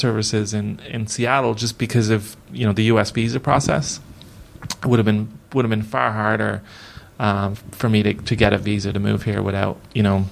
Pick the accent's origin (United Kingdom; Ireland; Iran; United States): Ireland; Dublin, Leinster; moved away as an adult; also born or lived in Amsterdam; I'm from a pretty poor part of Dublin. I'm from Ballyfermot